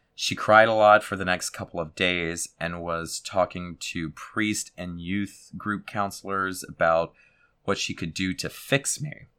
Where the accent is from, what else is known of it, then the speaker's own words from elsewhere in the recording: South Louisiana, United States; I was raised in South Louisiana